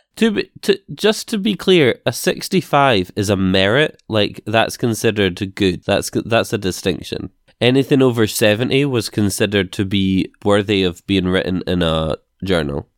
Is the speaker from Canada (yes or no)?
no; United Kingdom; We're British